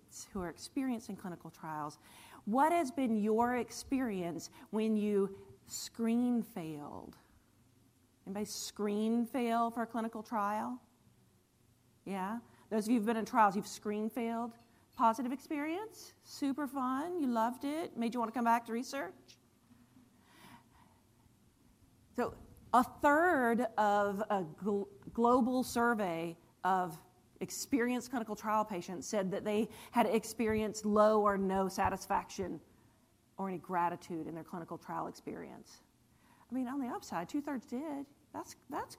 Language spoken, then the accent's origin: English; Cary, North Carolina, United States; also born or lived in Morrisville, North Carolina / Wilmington, North Carolina; You're in my hometown. I grew up here in Cary and Morrisville